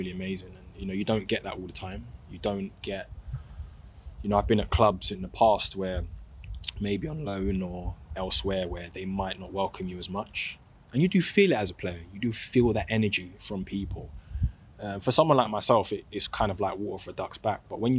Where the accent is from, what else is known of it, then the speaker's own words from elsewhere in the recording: London, United Kingdom; because Gavin Caddy are also from South London. I'm from South London.